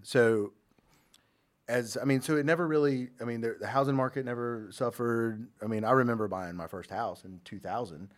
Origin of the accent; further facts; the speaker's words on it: Jacksonville, North Carolina, United States; Born and raised in Jacksonville